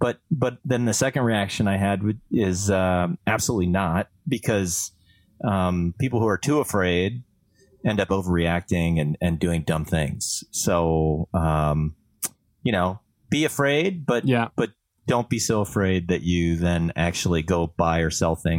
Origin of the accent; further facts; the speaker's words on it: Canada; first language French; English is a second language; You know, I'm Canadian as a French speaker, and I can tell you that it's defined, you know.